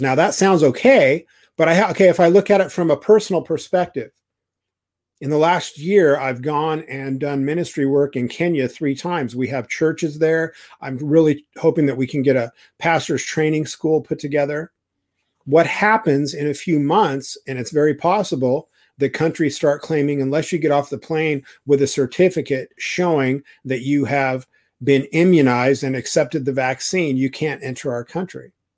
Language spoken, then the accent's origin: English; Idaho, United States; I'm from Idaho